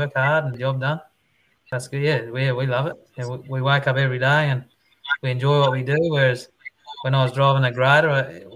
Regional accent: Nanango, Queensland, Australia; I grew up over in the South Burnett, over in the Kingaroy area.

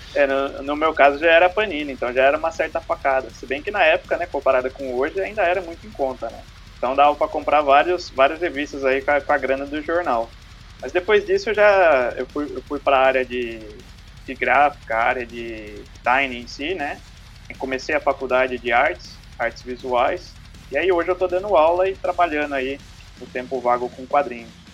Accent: Boituva, São Paulo, Brazil; eu sou daqui de Boituva, né? Cidade do interior aqui de São Paulo.

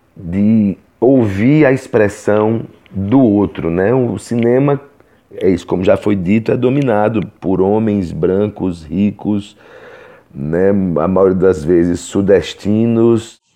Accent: Brazil; nós como, como, como brasileiros, como artistas brasileiros

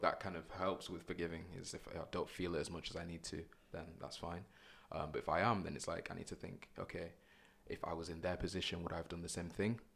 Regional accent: Bradford, Yorkshire and the Humber, United Kingdom; moved away as an adult; now in Manchester, United Kingdom; I'm from Bradford originally, so I'm kinda local anyway

